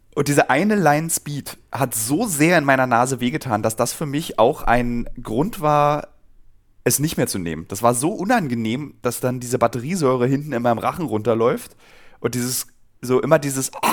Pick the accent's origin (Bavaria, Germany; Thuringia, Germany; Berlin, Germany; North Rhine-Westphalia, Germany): Berlin, Germany; als Berliner